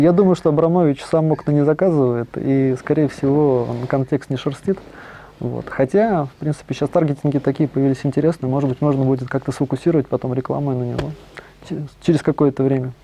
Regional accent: Moscow, Russia; also born or lived in Cologne, Germany / Germany; Родился в Москве

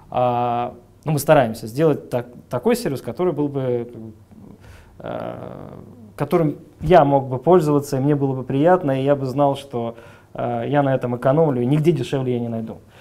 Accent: Chisinau, Moldova; moved away as an adult; also born or lived in Saint Petersburg; now in Russia; родился в мае 1977 -го года в городе Кишинев, угу. тогда еще Молдавская ССР. А, учился там же, закончил школу

